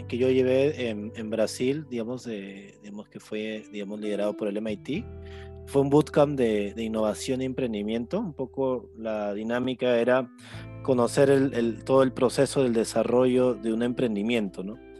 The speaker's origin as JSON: {"language": "Spanish", "region": "Piura", "country": "Peru", "said": "yo soy un joven piurano"}